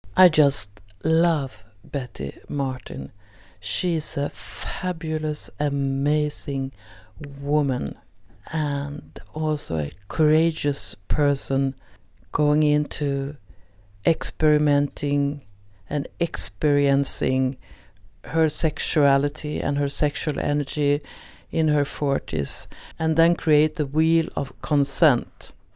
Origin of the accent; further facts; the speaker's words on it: Sweden; first language Swedish; English is a second language; in Swedish since it's my mother tongue